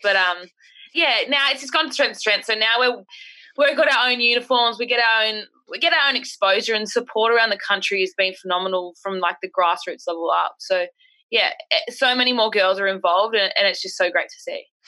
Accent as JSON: {"language": "English", "town": "Orange", "region": "New South Wales", "country": "Australia", "tie": "born or raised there", "also_born_or_lived": "Canberra", "moved": "as an adult", "lives_now": "Sydney, Australia", "said": "I'm from Orange, New South Wales, live in Panuara, but then ended up at university in Canberra"}